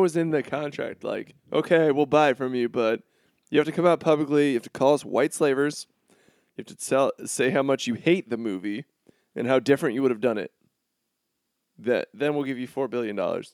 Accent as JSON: {"language": "English", "region": "Florida", "country": "United States", "moved": "yes", "lives_now": "Chicago, United States", "said": "I'm from Florida"}